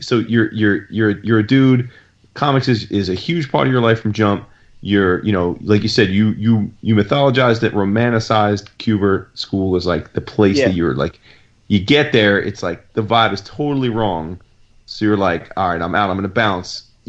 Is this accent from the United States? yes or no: yes; New Jersey, United States; Jersey represent is what you're trying to say. I'm from Jersey.